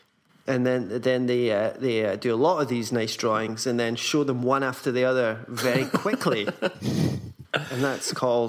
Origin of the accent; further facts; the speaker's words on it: Scotland, United Kingdom; now in Berlin, Germany; being Scottish.